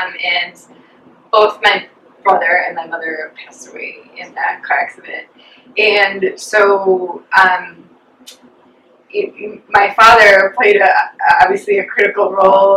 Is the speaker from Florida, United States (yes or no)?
no; Chicago, Illinois, United States; born or raised there; also born or lived in Dallas, Texas, United States